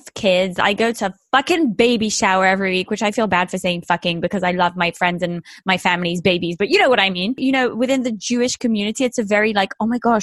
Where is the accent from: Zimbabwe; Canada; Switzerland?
Switzerland; moved away; also born or lived in England; I'm actually a fucking loser from a Swiss village. I'm also English